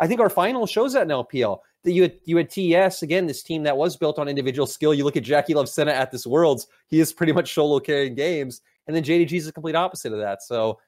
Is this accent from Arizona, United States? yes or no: yes; Arizona, United States; I spent most of my life living in Arizona, but I've kind of like moved all over across